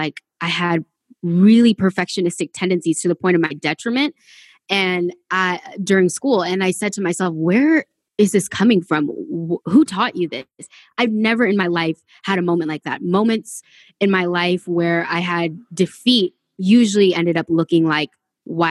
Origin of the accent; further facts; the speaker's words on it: California, United States; also born or lived in Texas; I'm from California.